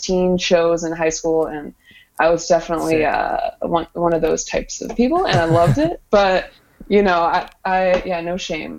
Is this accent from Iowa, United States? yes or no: yes; Ames, Iowa, United States; from Ames